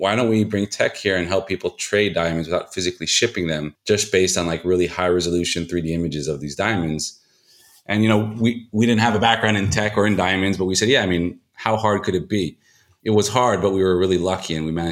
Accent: Israel; also born or lived in United States; I was born in the States, but moved to Israel when I was 9.

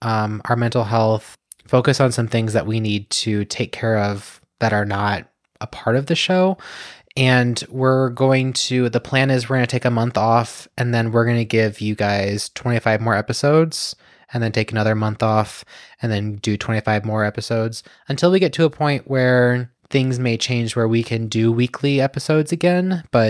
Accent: United States; I'm an American.

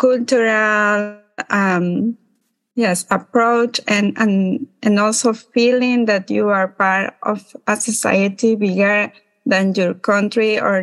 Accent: Ecuador; moved away as an adult; now in New York, United States; I am from Ecuador

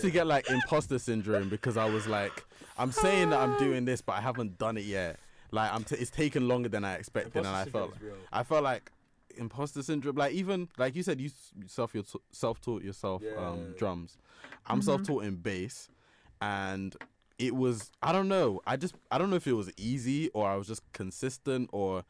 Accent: Nigeria; Bro, we're just Nigerian.

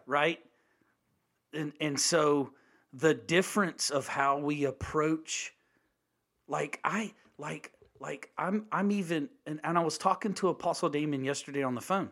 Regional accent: United States; as an American

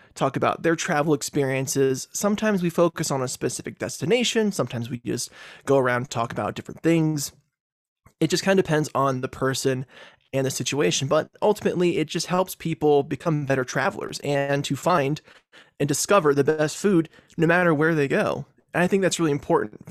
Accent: Virginia, United States; moved away as an adult; also born or lived in Texas; now in Colorado, United States; I grew up in Virginia for most of my life before moving to Colorado in two thousand ten

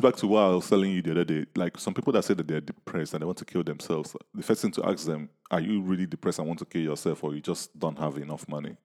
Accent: Nigeria; I'm from Nigeria

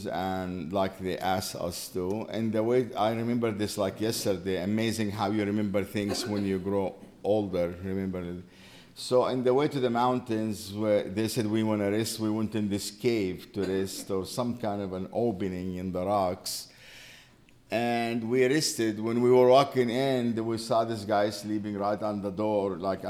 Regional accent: West Bank, Palestine; moved away as an adult; also born or lived in Jerusalem / Qalqilya / England / Minneapolis; now in Chapel Hill, United States; I grew up in the West Bank of Jerusalem, of Jordan. It was the West Bank of Jordan.

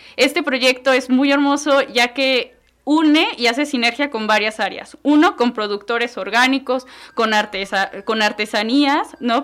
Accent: Mexico City, Mexico; now in Tizayuca, Mexico; yo soy eh, originaria de Ciudad de México, pero ya tengo más de 20 años viviendo acá

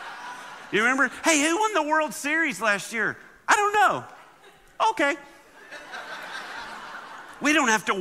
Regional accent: Alabama, United States; I grew up in Alabama

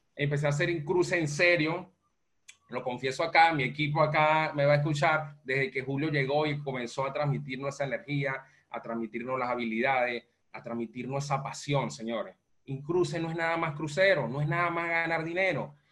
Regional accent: Venezuela; moved away as an adult; now in Panama; soy venezolano, eh, resido en Panamá, eh, migré en el año 2016 de Venezuela a Panamá

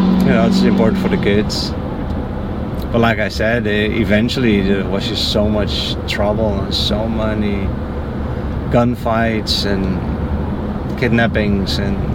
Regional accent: Netherlands; moved away as an adult; also born or lived in Central America / Mexico / Haiti; now in Florida, United States; I grew up in Holland. Born and raised, and then after, when I was 35 or so, I left to go do volunteer work in Central America. I did that for 3 years

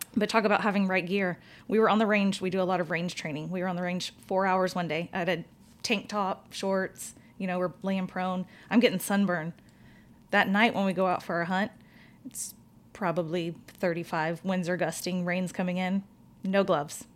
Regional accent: Katy, Texas, United States; born or raised there; also born or lived in Houston, Texas

